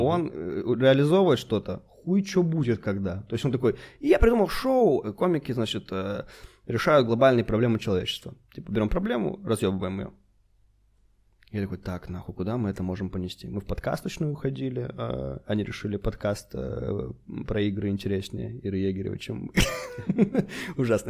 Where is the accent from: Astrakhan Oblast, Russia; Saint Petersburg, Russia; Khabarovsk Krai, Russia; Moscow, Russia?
Khabarovsk Krai, Russia; Khabarovsk; moved away; Мы же ещё в Хабаровске когда были